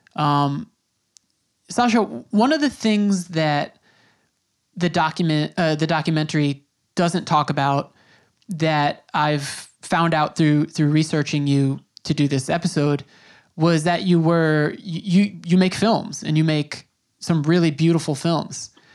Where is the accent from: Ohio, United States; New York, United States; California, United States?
New York, United States; Long Island; first language English; I grew up on Long Island in New York